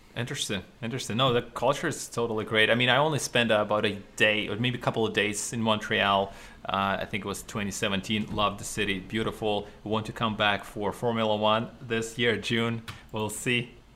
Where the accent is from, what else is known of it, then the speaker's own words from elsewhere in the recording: Ukraine; now in Canada; I was not from Canada. I, I, was still living in Ukraine in Eastern Europe